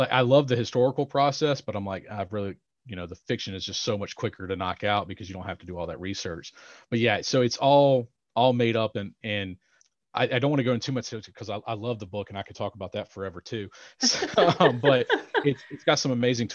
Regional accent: Roanoke, Virginia, United States; Around Roanoke, Virginia.

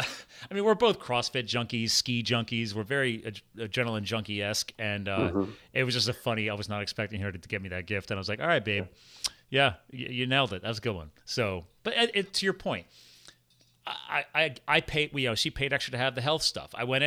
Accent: United States; I was born in the USA, so I'm American

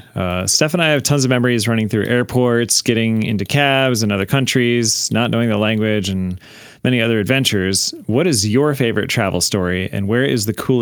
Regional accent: Buffalo, New York, United States; Growing up in Buffalo, we'd cross the border all the time.

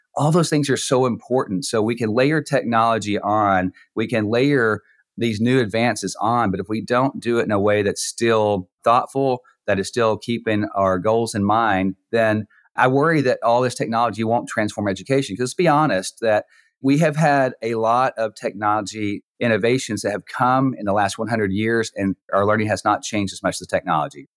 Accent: Texas, United States; moved away as an adult; now in Neom, Saudi Arabia; I'm from Texas

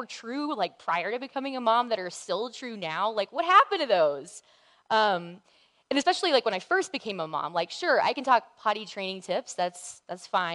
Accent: the South, United States; I grew up in the South

